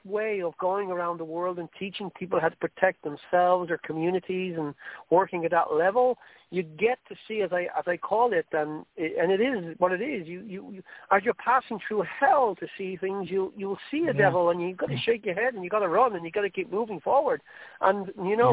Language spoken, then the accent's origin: English; Ireland; accent: Irish; I'm not going to excuse my Irish accent. I love being Irish